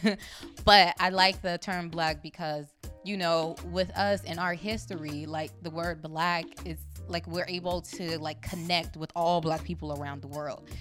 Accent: Compton, California, United States; also born or lived in New York; now in Atlanta, United States; I'm from Compton, I went to New York and now I'm in Atlanta.

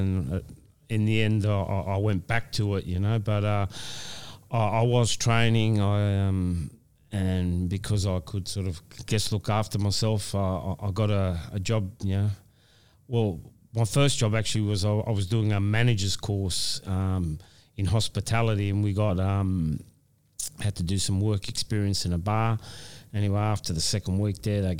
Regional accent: Australia; this is my hometown.

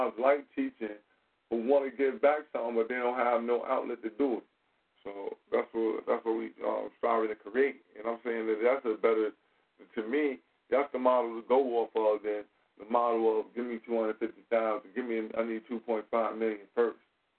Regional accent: Maryland, United States; born and raised in Eastern Maryland, Talbot County, Maryland.

